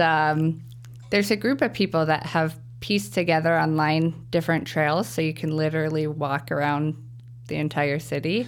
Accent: Wichita, Kansas, United States; now in Chicago, United States; I'm of a different culture because I'm from Kansas

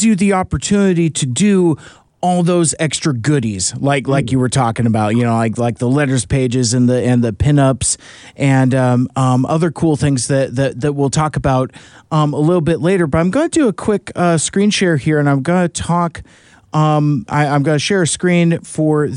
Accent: United States; being American

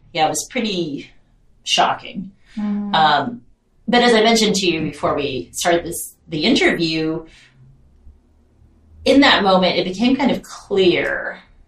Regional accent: Long Beach, California, United States; I grew up in Long Beach, California

